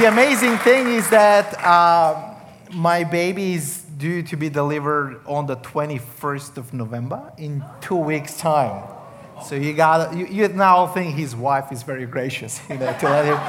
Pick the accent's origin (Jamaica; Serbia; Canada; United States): Serbia; Leskovac; accent: Australian; So I'm from Serbia. It's Eastern Europe. I come from a city called Leskovac